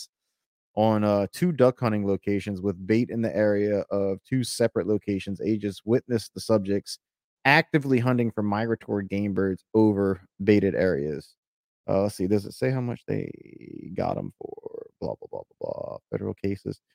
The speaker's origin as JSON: {"language": "English", "region": "Louisiana", "country": "United States", "said": "I'm from Louisiana"}